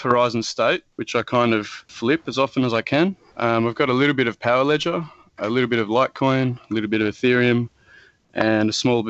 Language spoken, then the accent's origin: English; Tasmania, Australia; I'm 23. I'm from Tasmania, Australia.